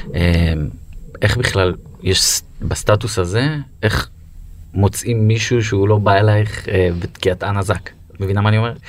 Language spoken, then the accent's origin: Hebrew; Beersheba, Southern District, Israel; אני גדלתי בבית ספר בבאר שבע